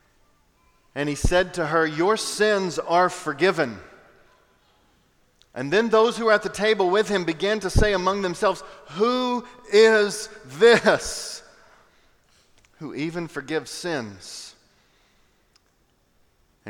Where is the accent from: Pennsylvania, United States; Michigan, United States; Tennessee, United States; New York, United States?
Tennessee, United States; Knoxville; now in Raleigh, United States; I grew up in Knoxville, Tennessee